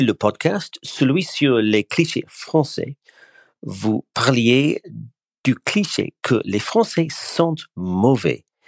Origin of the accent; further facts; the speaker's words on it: East of England, United Kingdom; French is a second language; je viens de l'Est de l'Angleterre.